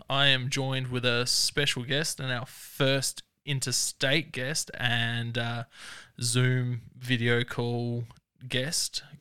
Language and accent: English; Bathurst, New South Wales, Australia; I am from Bathurst, New South Wales.